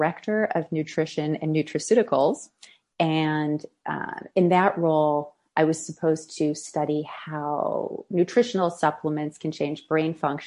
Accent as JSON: {"language": "English", "region": "Midwest", "country": "United States", "tie": "born or raised there", "also_born_or_lived": "Boston", "moved": "yes", "said": "I grew up showing horses in the Midwest"}